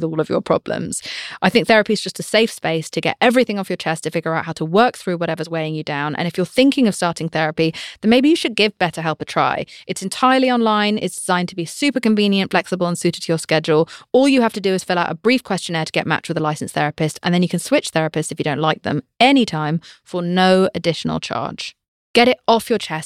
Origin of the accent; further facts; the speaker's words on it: United Kingdom; I'm British